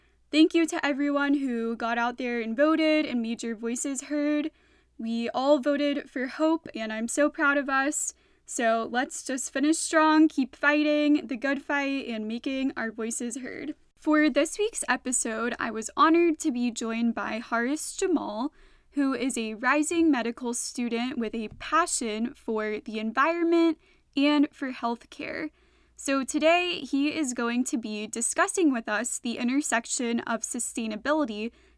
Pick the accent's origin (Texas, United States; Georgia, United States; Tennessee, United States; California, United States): Georgia, United States; my home state of Georgia